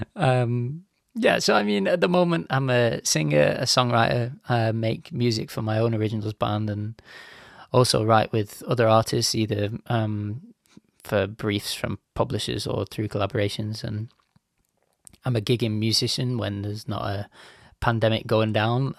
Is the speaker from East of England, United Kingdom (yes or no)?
no; Bolton, North West England, United Kingdom; my little mug has made its way from, like, Bolton, which is just outside of Manchester in the U K